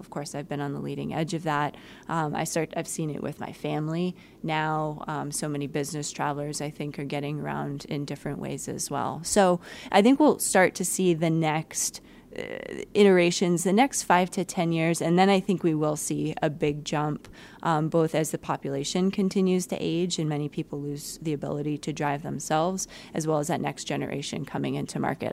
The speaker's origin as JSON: {"language": "English", "region": "East Coast", "country": "United States", "moved": "yes", "lives_now": "Detroit, United States", "said": "I'm not a native Midwesterner. Uh, I come originally from the East Coast and I worked on the West Coast"}